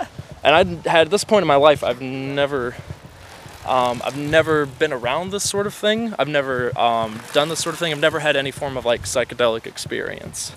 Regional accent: Illinois, United States; moved away as an adult; I moved away from home from the Midwest against my parents' wishes

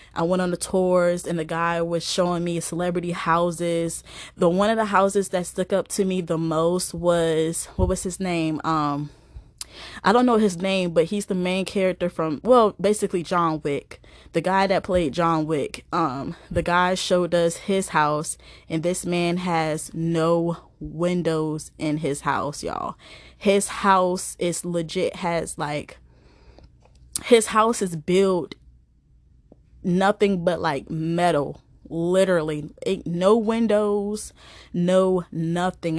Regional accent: East Coast, United States; I'm from the East Coast, of the, of the United States

